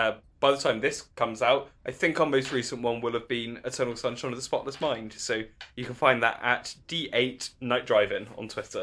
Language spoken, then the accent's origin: English; United Kingdom; accent: standard British; I do a bad American accent in that one as opposed to my standard British accent.